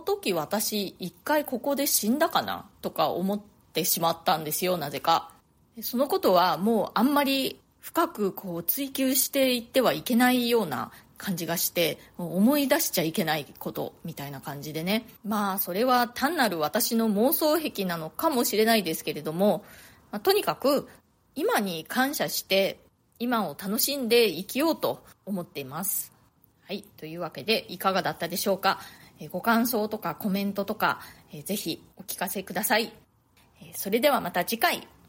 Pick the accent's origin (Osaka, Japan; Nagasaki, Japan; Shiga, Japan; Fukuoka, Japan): Nagasaki, Japan; moved away as an adult; now in New York, United States; 私ね、長崎市出身なんですね。それで、子供の頃とか、よくあの、原爆資料館に、学校で、見学に行ったりとかしていたんですけれども